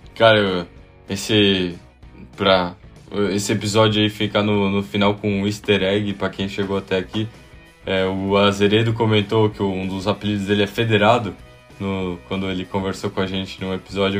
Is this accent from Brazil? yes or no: yes; Brazil; quem somos nós, né, brasileiros?